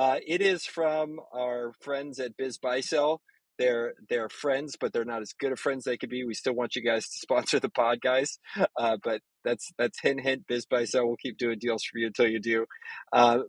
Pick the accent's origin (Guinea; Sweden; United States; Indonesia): United States; Texas; as a Texan